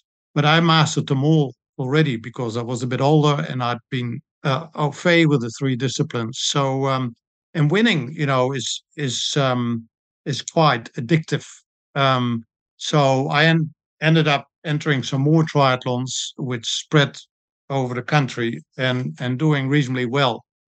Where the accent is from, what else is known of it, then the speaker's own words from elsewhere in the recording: Netherlands; moved away as an adult; also born or lived in Blenheim, New Zealand; now in Christchurch, New Zealand; I was a swimmer and water polo player when I grew up in Holland. When I came to New Zealand in 1978